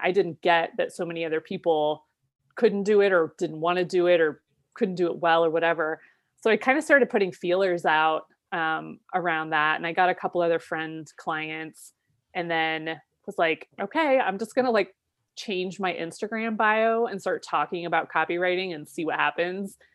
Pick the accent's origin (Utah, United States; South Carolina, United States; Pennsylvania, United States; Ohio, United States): Ohio, United States; moved away as an adult; also born or lived in Seattle; moving back to my home state of Ohio